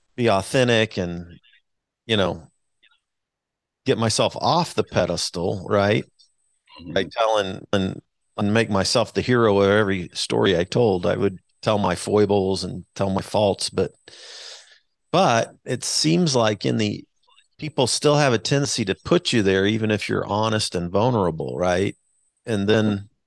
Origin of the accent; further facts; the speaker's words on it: Wichita, Kansas, United States; now in Kansas City, United States; I'm a Wichita Wichita kid, so I was born in Wichita